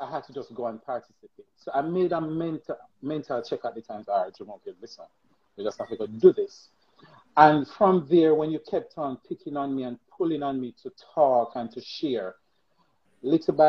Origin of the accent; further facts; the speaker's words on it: Westmoreland, Jamaica; I'm from Westmoreland, rural Westmoreland, poor Westmoreland.